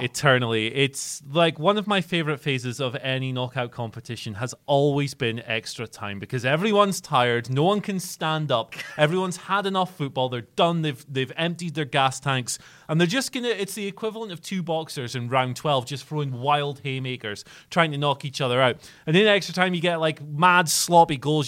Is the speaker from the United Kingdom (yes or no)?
yes; Scotland, United Kingdom; as a Scottish person